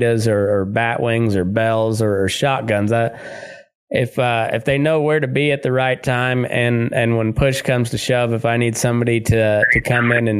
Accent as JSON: {"language": "English", "region": "Southeast Colorado", "country": "United States", "tie": "born or raised there", "also_born_or_lived": "Texas / Great Plains", "moved": "yes", "said": "I grew up in Southeast Colorado, just, you know, in cowpuncher country"}